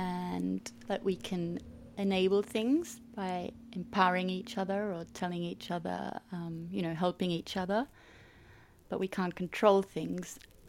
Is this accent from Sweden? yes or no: no; Australia; also born or lived in Switzerland; now in France; I was born in Switzerland, grew up in Australia, and now live between Paris and Zurich.